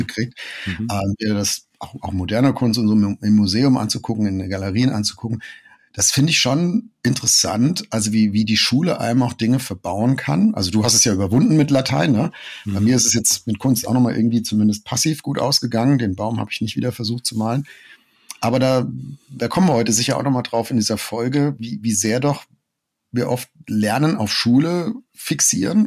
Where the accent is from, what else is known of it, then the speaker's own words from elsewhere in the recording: Germany; wir als Deutsche